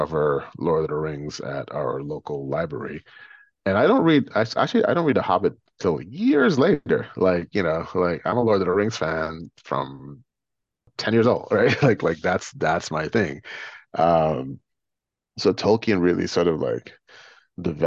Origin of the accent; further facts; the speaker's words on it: Guyana; moved away; also born or lived in New York City; growing up in Guyana in the late 70s and early 80s